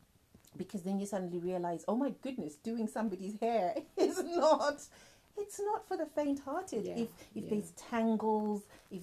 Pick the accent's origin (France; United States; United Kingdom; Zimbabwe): Zimbabwe